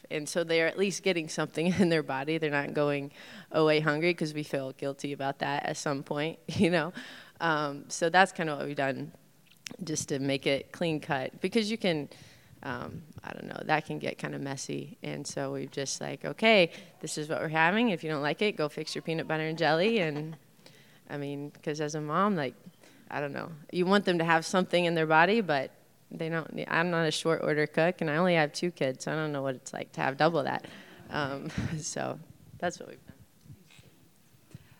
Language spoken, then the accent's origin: English; Indiana, United States; also born or lived in Los Angeles; now in Bloomington, United States; born and raised in Indiana, so both my husband and I are from Indiana